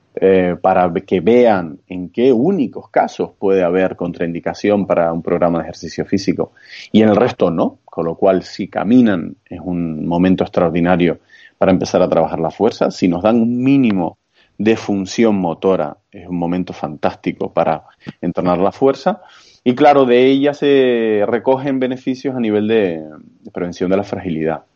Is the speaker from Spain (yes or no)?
yes; Santa Cruz de Tenerife, Canary Islands, Spain; soy chicharrero, como nos solemos llamar a los que somos de Tenerife, concretamente a los de la capital. Eh, soy de Santa Cruz de Tenerife